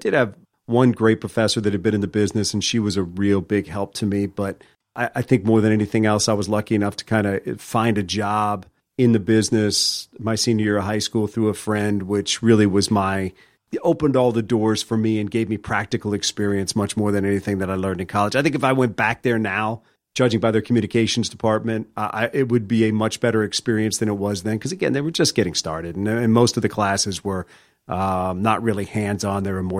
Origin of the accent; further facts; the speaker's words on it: Virginia, United States; also born or lived in Washington, D.C. / Maryland; I grew up in mostly in Virginia outside of D.C., born in D.C., lived in Maryland, then grew up in Virginia.